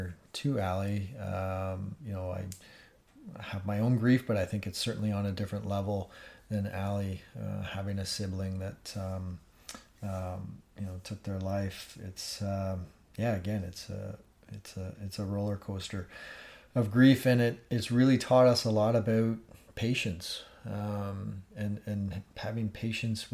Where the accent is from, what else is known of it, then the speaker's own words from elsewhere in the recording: Northern Ontario, Canada; moved away; I grew up in Northern Ontario, and have a great network of friends back home.